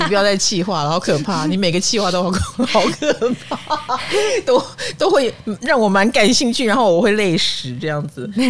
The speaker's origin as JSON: {"language": "Chinese", "country": "Taiwan", "said": "我们台湾人口越来越少"}